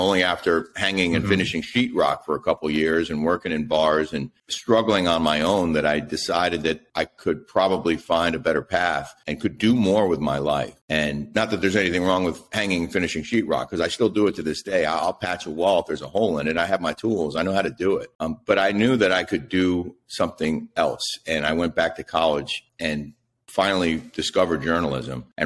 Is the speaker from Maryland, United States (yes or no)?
yes; Silver Spring, Maryland, United States; also born or lived in Fort Campbell, Kentucky / College Park, Maryland; I grew up in the D.C. area, first in College Park and then Silver Spring